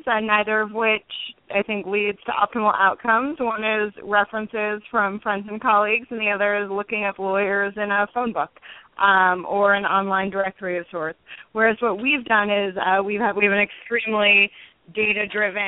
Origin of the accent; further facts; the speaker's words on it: New York City, New York, United States; I grew up in New York City before going to Yale for both college and law school